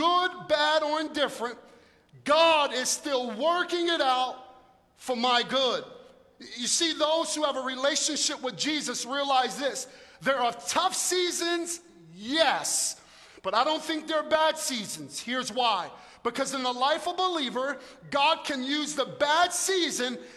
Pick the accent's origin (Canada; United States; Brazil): United States; New York City, New York; also born or lived in North Jersey; now in South Jersey, United States; I'm from Brooklyn